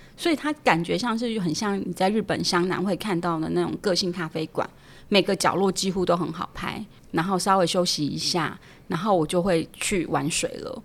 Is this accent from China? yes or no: no; Pingtung County, Taiwan; moved away; 我自己是屏东出生的小孩嘛